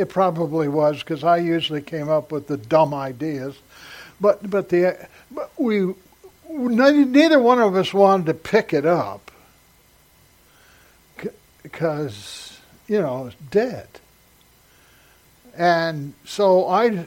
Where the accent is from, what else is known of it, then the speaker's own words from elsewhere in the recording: Salem, Oregon, United States; also born or lived in San Diego, California / Morris, Illinois; in the fourth grade, we moved from Morris, Illinois, out to Salem, Oregon